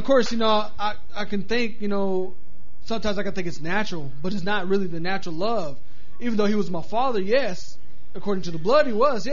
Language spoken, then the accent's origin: English; Levelland, Texas, United States; moved away; back in my hometown where I'm from.